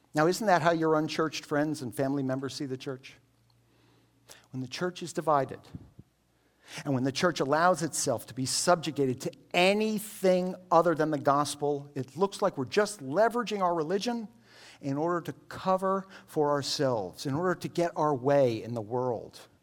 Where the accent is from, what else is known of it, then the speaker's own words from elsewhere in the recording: United States; I'm an American Jew, but I, I grew up here in American culture